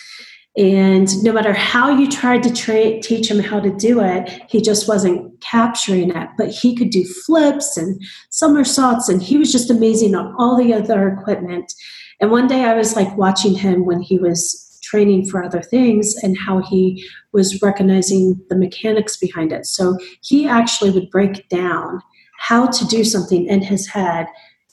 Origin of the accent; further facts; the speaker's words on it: Midwest, United States; I come from the Midwest